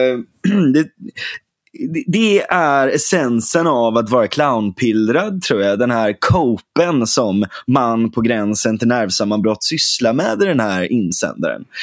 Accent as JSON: {"language": "Swedish", "town": "Gothenburg", "region": "Västra Götaland", "country": "Sweden", "tie": "born or raised there", "moved": "yes", "lives_now": "Huddinge, Sweden", "said": "Jag är, jag är född på Salgrenska"}